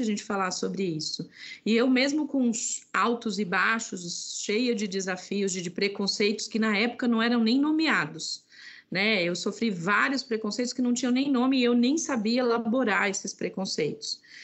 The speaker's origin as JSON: {"language": "Portuguese", "region": "sertão of Alagoas", "country": "Brazil", "tie": "born or raised there", "said": "eu sou nordestina, nasci no sertão de Alagoas."}